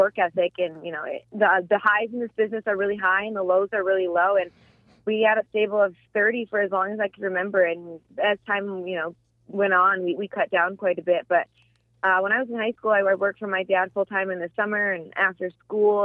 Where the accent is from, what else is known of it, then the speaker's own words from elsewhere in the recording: Michigan, United States; now in New Jersey, United States; I'm from Michigan